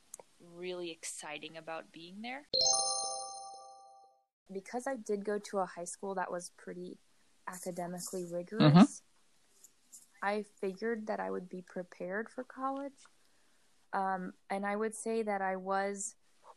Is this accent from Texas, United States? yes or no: no; Georgia, United States; moved away as an adult; also born or lived in South Bend, Indiana; I grew up in Georgia, which is in the South.